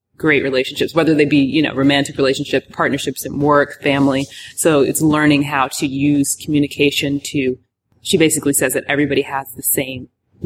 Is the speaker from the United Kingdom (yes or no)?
no; Richmond, Virginia, United States; moved away as an adult; now in Atlanta, United States; Richmond, Virginia, where we're from